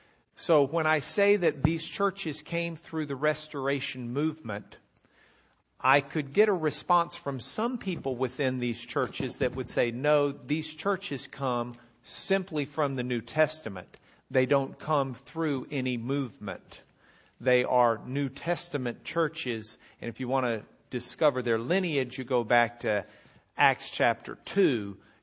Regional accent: Lubbock, Texas, United States; I grew up at the Broadway Church of Christ in Lubbock, Texas.

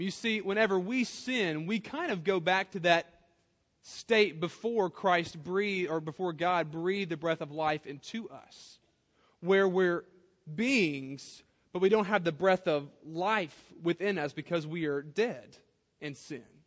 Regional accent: South Louisiana, United States; I grew up in South Louisiana

